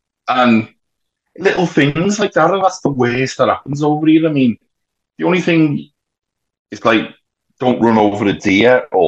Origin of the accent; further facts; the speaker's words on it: Liverpool, North West England, United Kingdom; moved away as an adult; now in Nova Scotia, Canada; I'm from Liverpool and people from Liverpool, the salt of the air. We are.